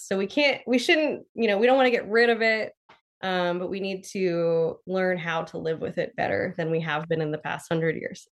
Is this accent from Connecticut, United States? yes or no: no; Pennsylvania, United States; I grew up in Pennsylvania